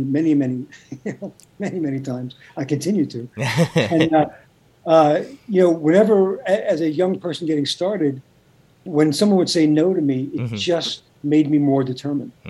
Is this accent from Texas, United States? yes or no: no; New York City, New York, United States; I grew up in Brooklyn.